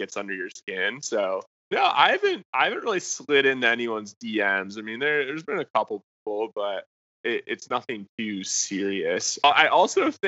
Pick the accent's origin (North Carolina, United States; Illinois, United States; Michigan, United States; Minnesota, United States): Michigan, United States; moved away as an adult; also born or lived in Dallas, Texas; I was from Michigan originally. Wanted to go somewhere warm for college because I was tired of the snow